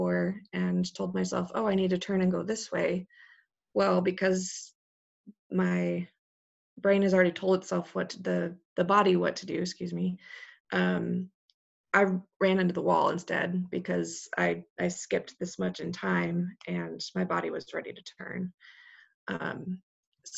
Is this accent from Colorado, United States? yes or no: yes; Colorado, United States; moved away as an adult; also born or lived in Texas; now in Chicago, United States; I grew up in Colorado, I'm now in Chicago